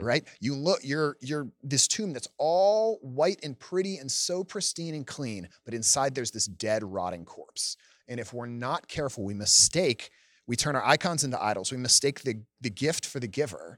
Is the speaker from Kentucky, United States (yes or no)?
no; Gaithersburg, Maryland, United States; I'm from Gaithersburg, Maryland. It's in Montgomery County, just out, about a half hour outside Washington, D C. I grew up with, uh, My parents, two older brothers